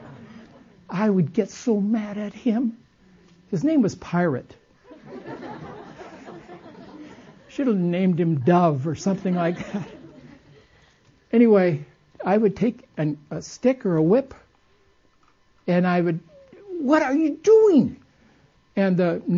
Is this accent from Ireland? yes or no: no; Costa Mesa, California, United States; I was raised in Southern California when it was country, not city